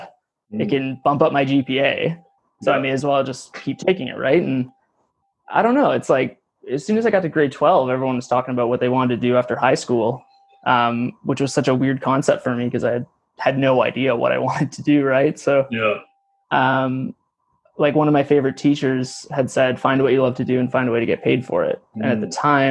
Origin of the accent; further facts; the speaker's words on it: Nanaimo, British Columbia, Canada; also born or lived in Vancouver; I grew up in Nanaimo on the east side of Vancouver Island